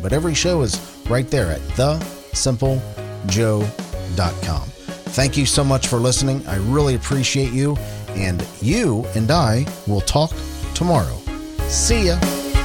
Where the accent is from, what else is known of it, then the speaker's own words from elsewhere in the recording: Cincinnati, Ohio, United States; Cincinnati, Ohio, my hometown, and where I am recording this from.